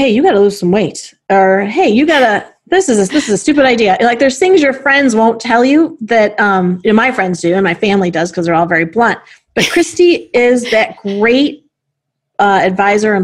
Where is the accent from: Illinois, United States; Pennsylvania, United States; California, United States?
Illinois, United States; Chicago; as a Chicagoan, as a CEO, and as a woman.